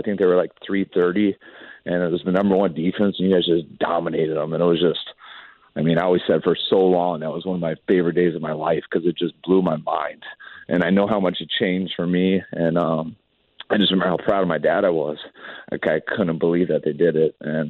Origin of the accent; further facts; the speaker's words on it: Denver, Colorado, United States; And growing up in Denver, just going back and forth, I mean, that's, I mean, I've really never lived anywhere in my life longer than 4 years. But I moved back to Denver 3 different times.